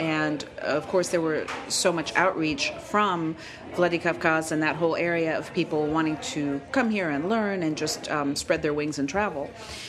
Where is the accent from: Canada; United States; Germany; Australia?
Germany; born there; I was born abroad. I was born in Germany, two American parents, and I happened to be living in Russia.